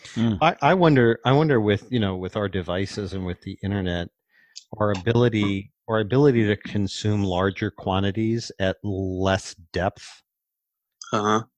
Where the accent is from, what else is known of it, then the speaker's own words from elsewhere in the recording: Cleveland, Ohio, United States; I grew up in Cleveland